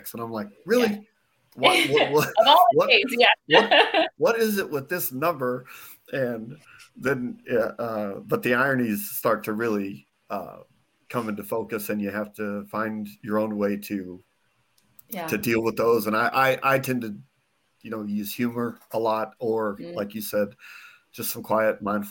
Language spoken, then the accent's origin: English; Phoenix, Arizona, United States; I'm born and raised in Phoenix.